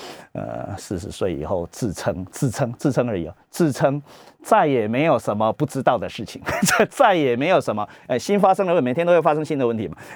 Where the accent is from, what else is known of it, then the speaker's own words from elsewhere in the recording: Taiwan; 我是中国人呢，是观念中国的中国人啊，那但是我不是实证中国的中国人，我并没有拿中华人民共和国的护照啊